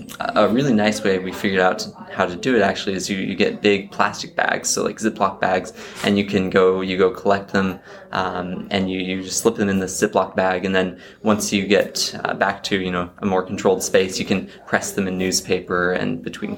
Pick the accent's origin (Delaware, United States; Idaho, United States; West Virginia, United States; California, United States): Idaho, United States; moved away as an adult; now in Kansas, United States; I'm actually from Idaho.